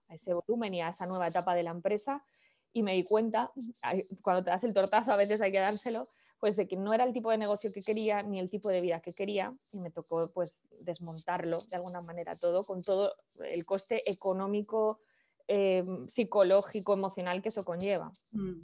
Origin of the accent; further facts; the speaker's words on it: Valladolid, Castile and León, Spain; moved away as an adult; yo soy de Valladolid, de una ciudad del norte de España, por si alguien es de España, pero me fui de Valladolid hace 20 años. Tengo ahora 39, pues hace 20 años, con 19, 20